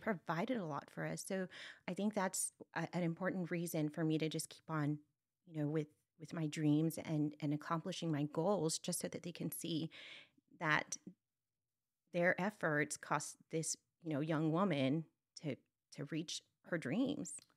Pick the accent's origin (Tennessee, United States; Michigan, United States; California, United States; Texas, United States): Texas, United States; Brownsville; I come from, uh, Brownsville, Texas, it's in South Texas, and, um, it's a border town